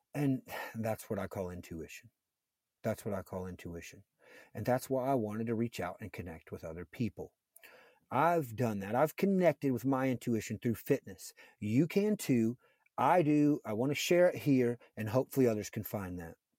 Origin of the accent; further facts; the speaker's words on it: a fairly large town near Cincinnati, Ohio, United States; I lived in a fairly large town near Cincinnati